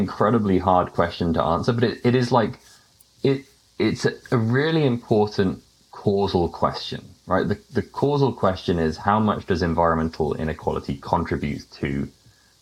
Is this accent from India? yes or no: no; United Kingdom; accent: British; moved away; my accent as being British.